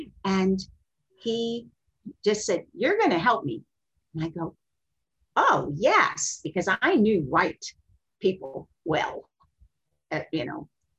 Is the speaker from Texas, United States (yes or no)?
yes; Texas, United States; born there; also born or lived in Kentucky / Ohio; I was born in Texas, and my father, we were like minister's kids. He had churches all over, and we were in Kentucky and Ohio and wherever.